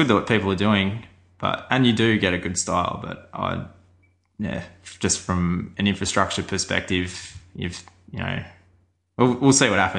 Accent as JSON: {"language": "English", "country": "Australia", "said": "So he was shocked that I used all these principles and I was from Australia"}